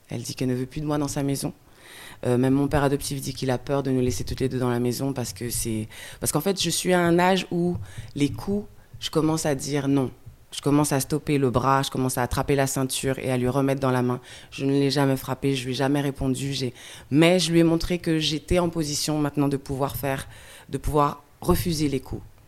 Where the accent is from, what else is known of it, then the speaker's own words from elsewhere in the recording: France; also born or lived in Guadeloupe; je parte de Guadeloupe. J'ai grandi en France hexagonale